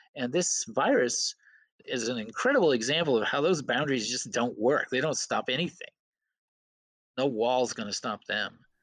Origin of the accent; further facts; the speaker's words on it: Belfast, Maine, United States; also born or lived in Waterville, Maine; growing up on Penobscot Bay in Belfast